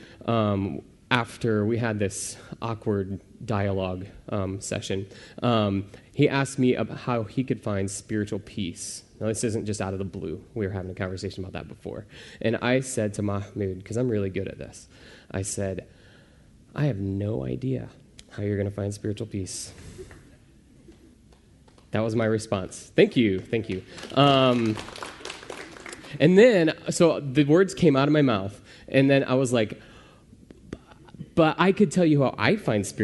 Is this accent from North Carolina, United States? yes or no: no; Pekin, Illinois, United States; also born or lived in Arizona; I grew up in Pekin, Illinois.